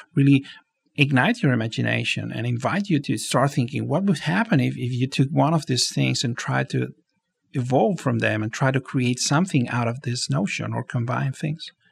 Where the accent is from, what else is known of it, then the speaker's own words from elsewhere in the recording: Barcelona, Catalonia, Spain; moved away as an adult; now in Los Angeles, United States; I was born and raised in Barcelona